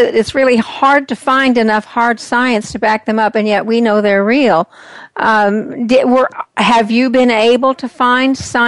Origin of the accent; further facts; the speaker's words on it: the Bible Belt, United States; now in Scottsdale, United States; I grew up in the Bible Belt